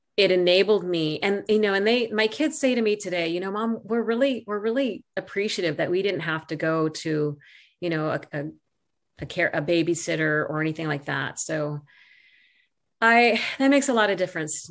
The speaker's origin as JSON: {"language": "English", "town": "Santa Barbara", "region": "California", "country": "United States", "tie": "born or raised there"}